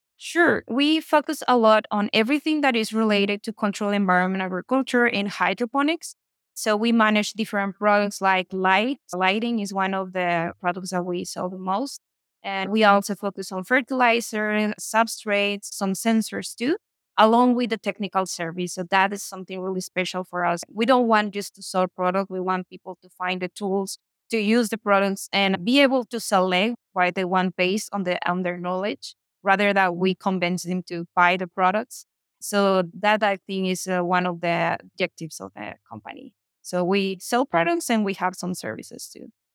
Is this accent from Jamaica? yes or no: no; Hermosillo, Sonora, Mexico; also born or lived in United States; Here's my hometown